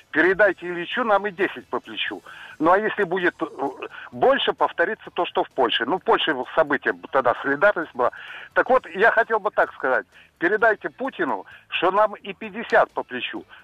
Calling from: Rostov-on-Don, Rostov Oblast, Russia

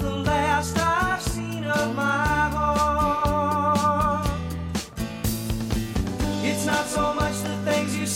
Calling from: Omsk, Omsk Oblast, Russia; also born or lived in Mirny; Я из Омска.

